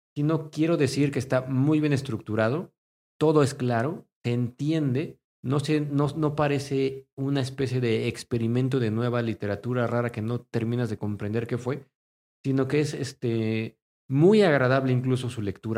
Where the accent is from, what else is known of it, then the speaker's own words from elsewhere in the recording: Mexico; nosotros como mexicanos en este país